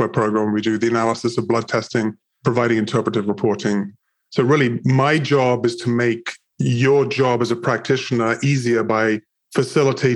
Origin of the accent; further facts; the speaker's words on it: England, United Kingdom; moved away as an adult; now in United States; I'm originally from England, moved to the United States when I was 20